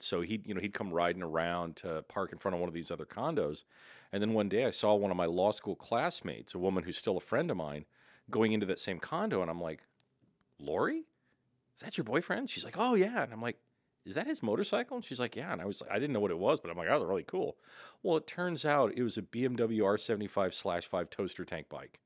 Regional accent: St. Louis, Missouri, United States; born or raised there; moved away as an adult; also born or lived in Muskogee, Oklahoma / Washington, D.C. area; now in Oregon, United States

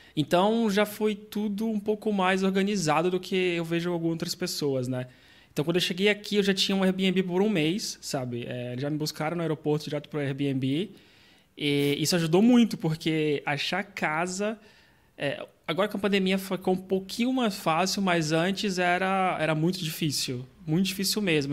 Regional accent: Brazil; moved away as an adult; now in Portugal

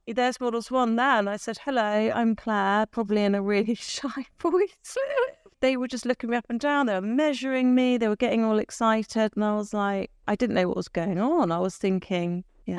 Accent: Taunton, South West England, United Kingdom; I was from Taunton.

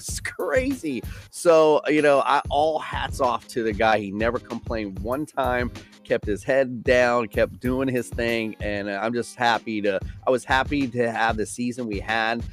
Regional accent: Miami, Florida, United States; I'm from Miami.

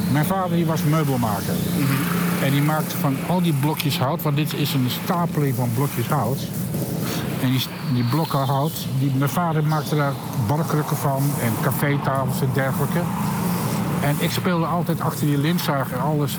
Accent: Achterhoek, Gelderland, Netherlands; moved away as an adult; also born or lived in Utrecht; now in Amsterdam, Netherlands; ik kom oorspronkelijk uit de Achterhoek

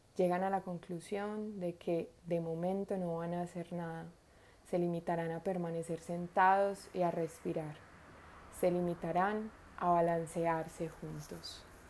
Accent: Colombia; also born or lived in Medellín; la ciudad donde vivo, en Medellín, de lo que va sucediendo en el país donde nací, en Colombia

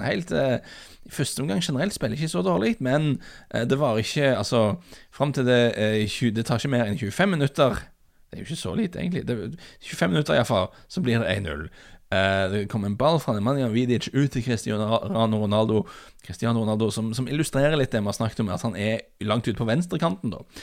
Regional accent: Norway; vi er fra Norge

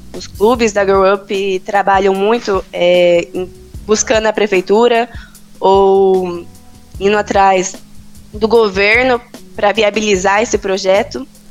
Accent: Londrina, Paraná, Brazil; now in Campinas, Brazil; Sou de Londrina, no Pará, mas eu moro em Campinas

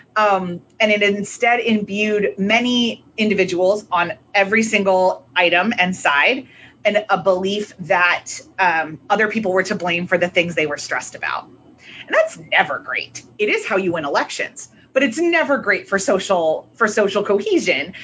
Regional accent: United States; also born or lived in Northern Ireland; especially being an American

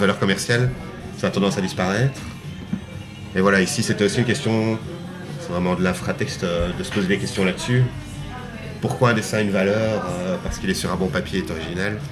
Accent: Belgium; en tant que Belge

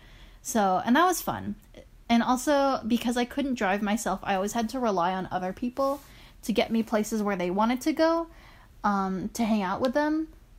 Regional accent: Philippines; Well, I am Filipino.

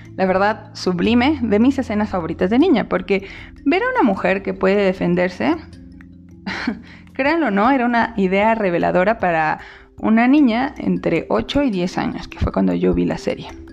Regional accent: Mexico; soy una mexicana lesbiana

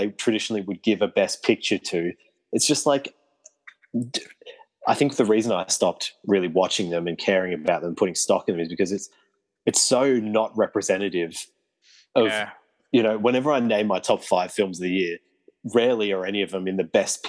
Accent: Australia

